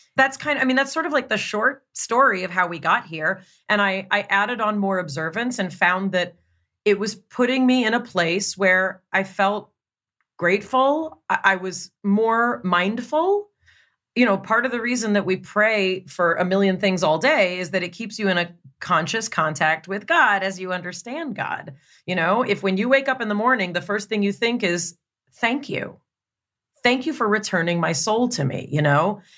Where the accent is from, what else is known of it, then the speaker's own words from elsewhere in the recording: Los Angeles, California, United States; Growing up in Los Angeles